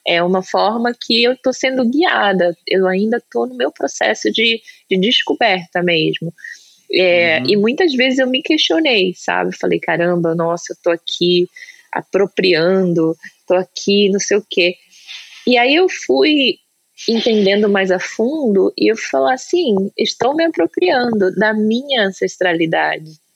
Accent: Brazil; now in United States; eu sou brasileira

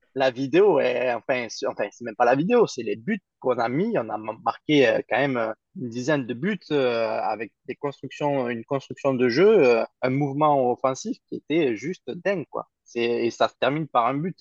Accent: Toulouse, Occitania, France; je suis né à Toulouse, je suis euh, toulousain pur souche

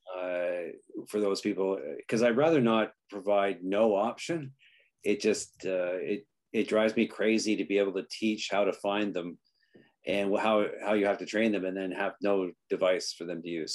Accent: Canada; also born or lived in Greece / England; now in Chichester, United Kingdom; as a Canadian

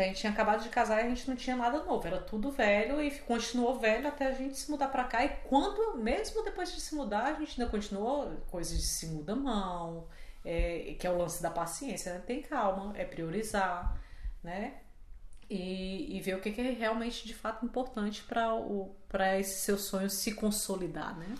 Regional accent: Fortaleza, Ceará, Brazil; moved away as an adult; also born or lived in Rio de Janeiro; eu sou de Fortaleza. Eu morava em Fortaleza e fui morar no Rio porque eu fui fazer comunicação

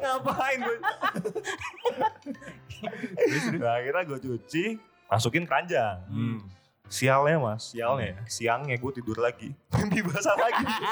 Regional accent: Semarang, Central Java, Indonesia; kami dari Semarang

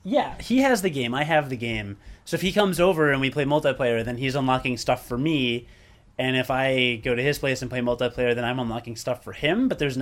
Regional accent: Ireland; I'm drinking Guinness, and we're Irish.

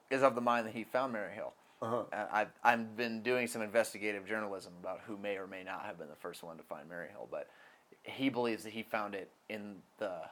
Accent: Goldendale, Washington, United States; besides my hometown is Goldendale, Washington.

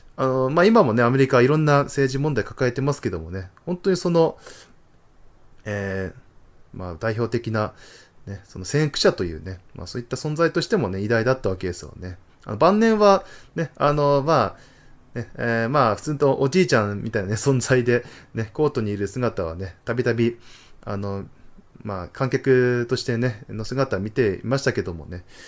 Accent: Tohoku, Japan; born or raised there

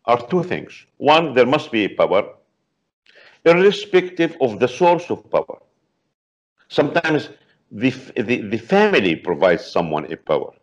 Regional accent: Palestine; now in Beirut, Lebanon; originally I'm a Palestinian, not Lebanese, but right now I'm in Lebanon in Beirut

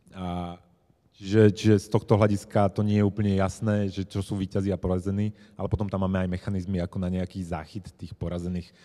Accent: Bratislava, Bratislava Region, Slovakia; moved away as an adult; Ja som len z tej Bratislavy

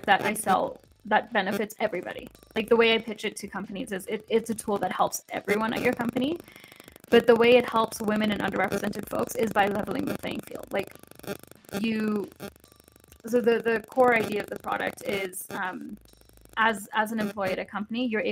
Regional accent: Kenya; moved away; growing up in Kenya

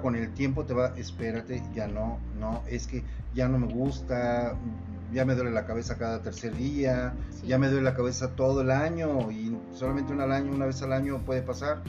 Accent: Mexico

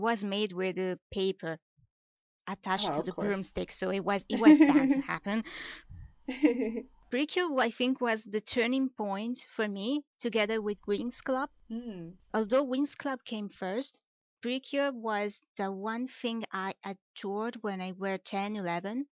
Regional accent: Italy; I come from Italy

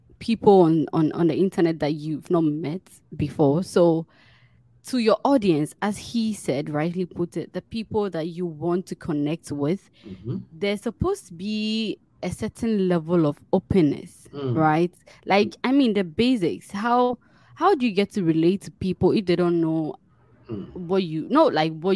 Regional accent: Ghana; I'm a Ghanaian

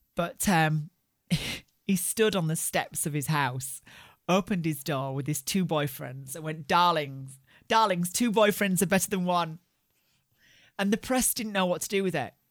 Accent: Barnsley, Yorkshire and the Humber, United Kingdom; I grew up in Barnsley in the north of England

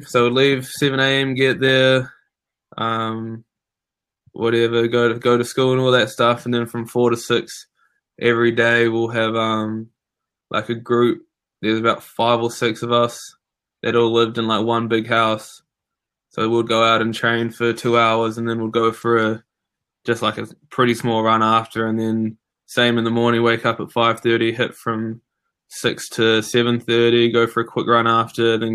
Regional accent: Waikanae, Wellington, New Zealand; moved away as an adult; also born or lived in Georgia, United States; I'm from Waikanae, which is about, New Zealand, an hour north of Wellington. Just grew up playing tennis

